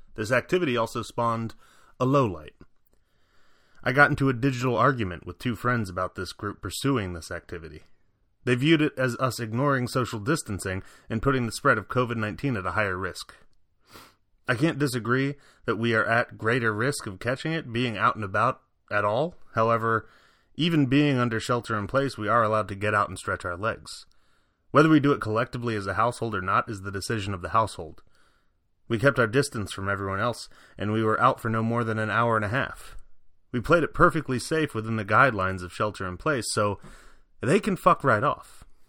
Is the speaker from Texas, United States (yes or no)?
no; Virginia, United States; moved away; also born or lived in Chicago; back in my home state of Virginia